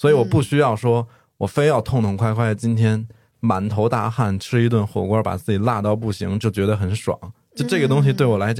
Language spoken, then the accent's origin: Chinese; northern China, China; now in Chengdu, China; 对，而且其实像我从小生活在一个非常传统的北方家庭，我从小受到的教育就是食不言，寝不语